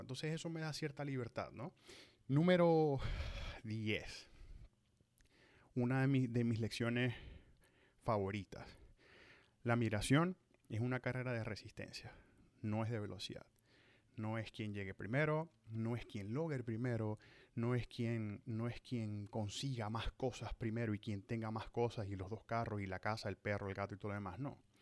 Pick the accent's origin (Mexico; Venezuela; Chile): Venezuela; Maracaibo, Zulia; moved away as an adult; cumplo 10 años de haber salido de Maracaibo, de haber salido de Venezuela, de mi tierra natal